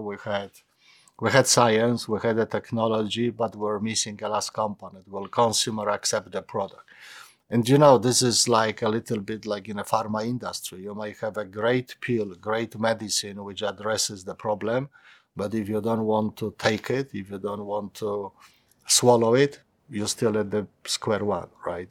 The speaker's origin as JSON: {"language": "English", "country": "Poland", "tie": "born or raised there", "also_born_or_lived": "London", "said": "my hometown"}